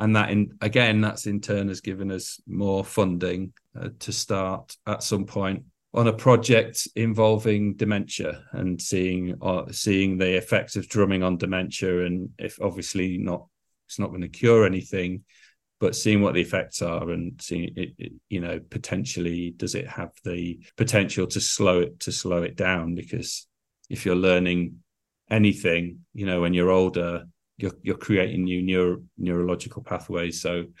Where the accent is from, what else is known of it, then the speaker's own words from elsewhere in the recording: Scarborough, Yorkshire and the Humber, United Kingdom; And I was a lad from Scarborough, and that was the beginning of everything, really.